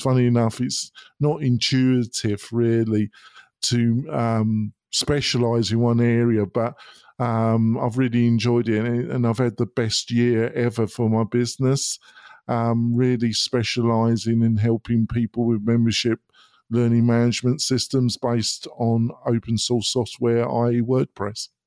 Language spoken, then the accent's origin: English; United Kingdom; moved away as an adult; now in United States; I'm not American. I was born in Britain. I came to America about twelve years ago.